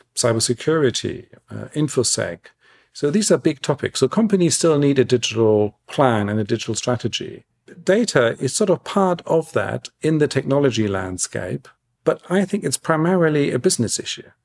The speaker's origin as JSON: {"language": "English", "country": "Germany", "moved": "yes", "lives_now": "London, United Kingdom", "said": "I love my home country. I love the German national team"}